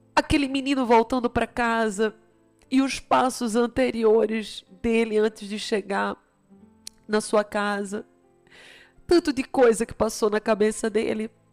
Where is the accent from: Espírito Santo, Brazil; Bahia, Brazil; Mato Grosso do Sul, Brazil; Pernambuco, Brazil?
Pernambuco, Brazil; Recife; moved away; also born or lived in Campinas / São Paulo; eu sou de Recife